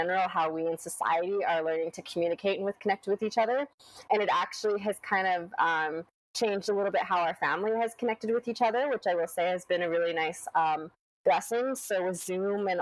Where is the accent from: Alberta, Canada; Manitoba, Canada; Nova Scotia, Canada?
Alberta, Canada; Lethbridge; moved away as an adult; also born or lived in West Coast; now in London, Canada; I grew up in Lethbridge, Alberta. So that was where I, you know, spent the first 18 years of my life